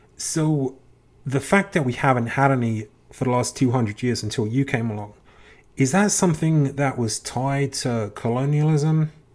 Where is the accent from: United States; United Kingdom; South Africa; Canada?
United Kingdom; England; as a kid growing up in England